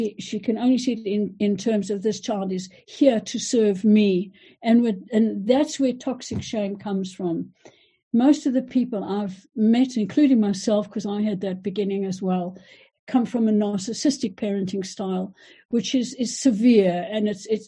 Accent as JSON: {"language": "English", "country": "South Africa", "moved": "yes", "said": "I am South African, and I went back to South Africa when Nelson Mandela was brought into power."}